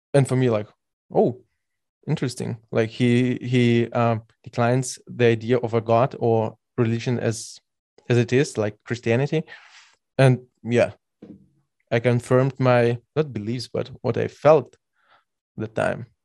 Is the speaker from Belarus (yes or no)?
yes; Belarus; now in Germany; I'm by birth from Belarus